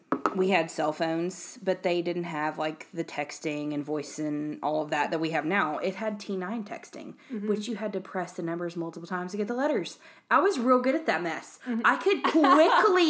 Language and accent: English; the South, United States; accent: southern; if you can't tell by my insanely crazy accent, we live in the South